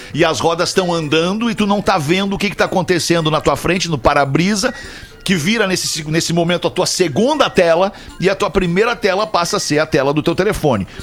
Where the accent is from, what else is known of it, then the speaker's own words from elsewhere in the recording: Porto Alegre, Rio Grande do Sul, Brazil; Nós todos aqui somos de Porto Alegre